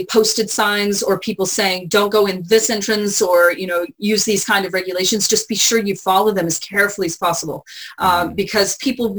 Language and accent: English; San Antonio, Texas, United States; moved away; I grew up in San Antonio